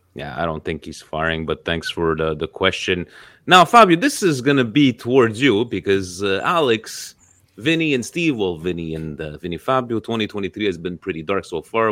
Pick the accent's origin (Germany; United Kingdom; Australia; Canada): Canada; my home country of Canada